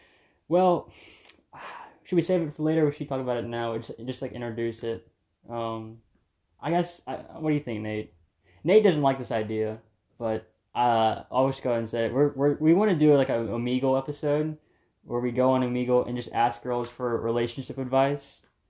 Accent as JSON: {"language": "English", "region": "Florida", "country": "United States", "tie": "born or raised there", "said": "I love snow. Like growing up in Florida, but never get it."}